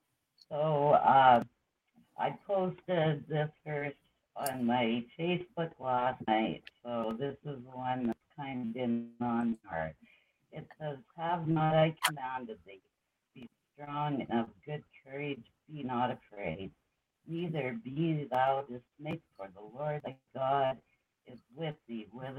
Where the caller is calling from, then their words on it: Saskatchewan, Canada; I'm in Saskatchewan, Canada.